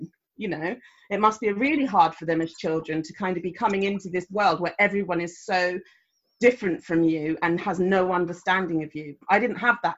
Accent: London, United Kingdom; now in Bath, United Kingdom; I grew up in North London

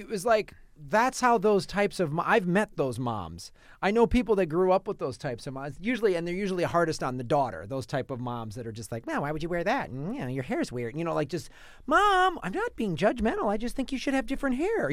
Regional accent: Evanston, Illinois, United States; also born or lived in Madison, Wisconsin; we moved from Madison, Wisconsin to Evanston, Illinois, and Evanston is on the north shore of Chicago

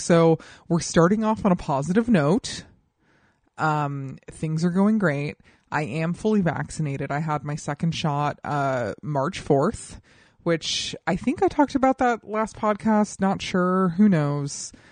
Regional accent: Colorado, United States; I'm half white and half Latina, and I grew up in Colorado

